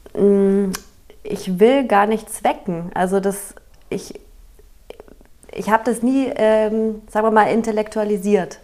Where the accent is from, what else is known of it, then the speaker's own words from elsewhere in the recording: Regensburg, Bavaria, Germany; moved away as an adult; also born or lived in Nuremberg / Barcelona, Spain; now in Wiesbaden, Germany; Regensburg, wo ich aufgewachsen bin